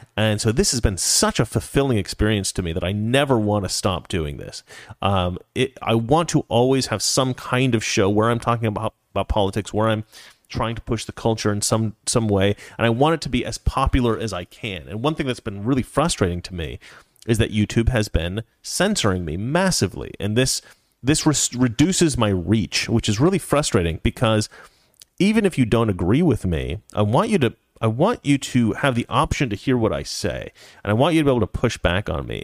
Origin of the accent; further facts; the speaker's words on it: Oregon, United States; I'm from Oregon.